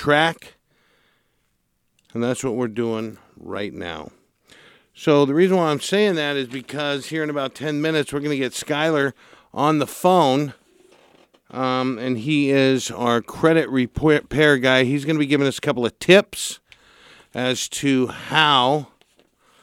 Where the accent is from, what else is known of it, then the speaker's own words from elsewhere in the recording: Santa Barbara, California, United States; born and raised in Santa Barbara